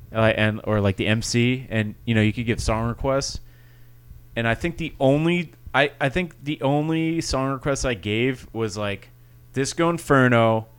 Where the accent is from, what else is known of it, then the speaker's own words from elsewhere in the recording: New York, United States; now in Boca Raton, United States; I grew up in New York, so it was like the same.